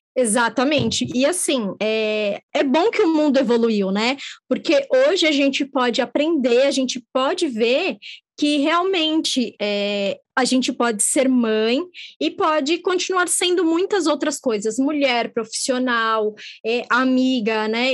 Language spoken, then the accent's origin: Portuguese; São Paulo, Brazil; nós nascemos em São Paulo